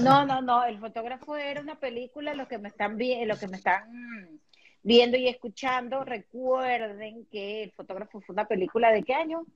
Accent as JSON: {"language": "Spanish", "country": "Venezuela", "moved": "yes", "said": "nosotros somos de Venezuela"}